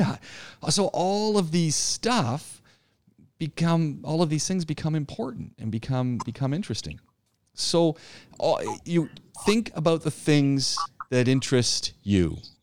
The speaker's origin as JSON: {"language": "English", "town": "Ajax", "region": "Ontario", "country": "Canada", "tie": "born or raised there", "also_born_or_lived": "Ottawa / Montreal", "moved": "as an adult", "said": "I grew up outside of Toronto in a town called Ajax"}